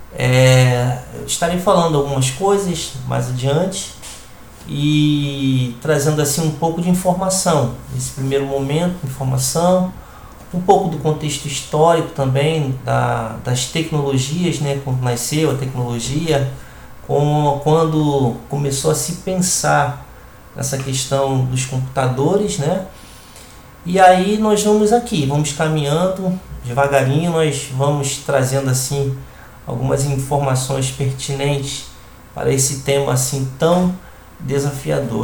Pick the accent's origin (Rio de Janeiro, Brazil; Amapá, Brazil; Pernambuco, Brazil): Rio de Janeiro, Brazil; now in Recife, Brazil; sou carioca e resido hoje na cidade do Recife